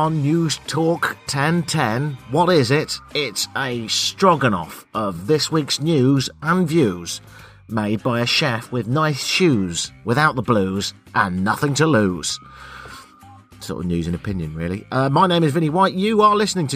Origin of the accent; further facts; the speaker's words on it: United Kingdom; I'm British, Canadian